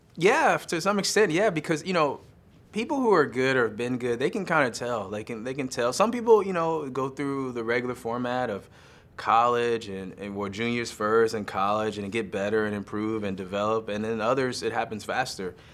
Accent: United States; I'm American

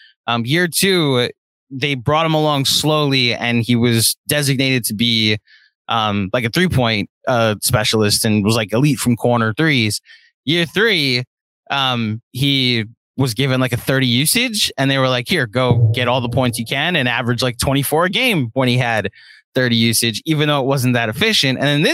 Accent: New York, United States; as a New Yorker that's anti-Philly

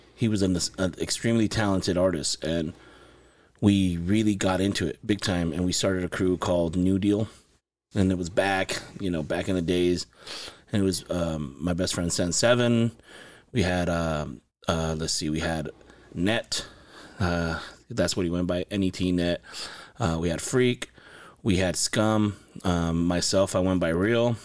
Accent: Los Angeles, California, United States; also born or lived in Santa Paula, California; I was born in Los Angeles, California. I lived there most of my childhood, and I moved to Ventura County, to Santa Paula in ninety, nineteen ninety.

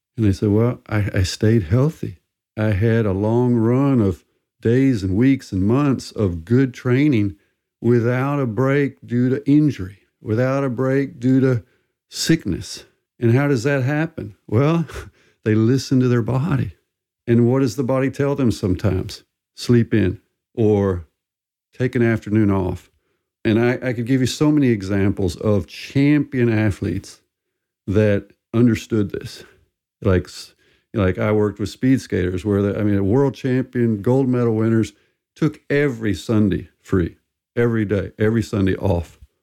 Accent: southern U.S., United States; I'm American and, and grew up in the United States in the southern U.S.

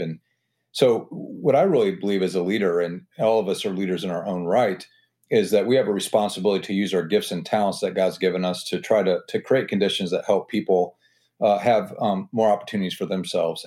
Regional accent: Butler, Indiana, United States; also born or lived in Auburn, Indiana / Hillsdale, Michigan / Washington, D.C. / Los Angeles; I'm from Butler, Indiana. I grew up in a town of about twenty-five hundred people

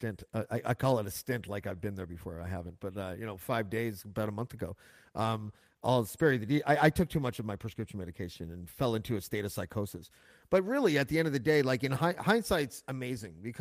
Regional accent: Whitby, Ontario, Canada; I grew up in Whitby

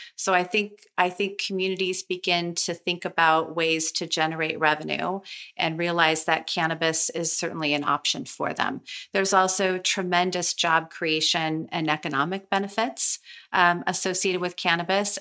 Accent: Sonoma County, California, United States; I grew up in Sonoma County, California

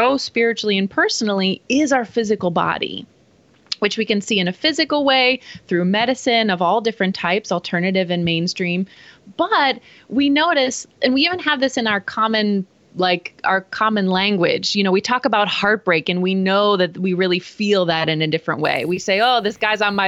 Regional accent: Pittsburgh, Pennsylvania, United States; now in Phoenix, United States; I grew up in East Coast Pittsburgh

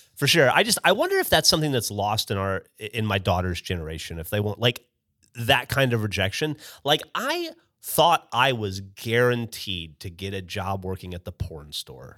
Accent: Alabama, United States; moved away as an adult; now in Austin, United States; a kid from Alabama who'd spent five years in the Army

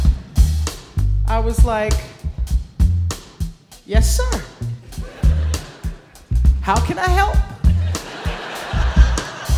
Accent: Louisiana, United States; I'm from Louisiana

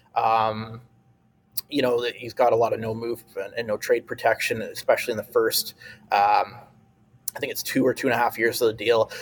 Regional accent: Canada

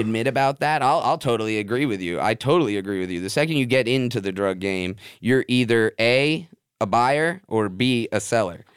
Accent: Davie, Florida, United States; also born or lived in North Miami, Florida; I grew up out in West Davie off Shotgun Road

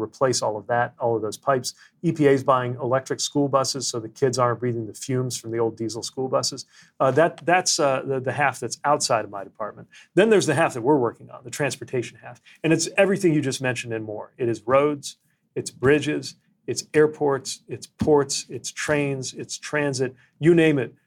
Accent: United States; I was the mayor of my hometown

